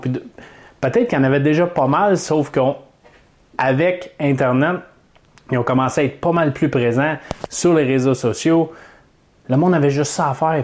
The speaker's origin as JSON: {"language": "French", "country": "Canada", "said": "j'ai pris des formations pour investir en Floride en tant que Canadien"}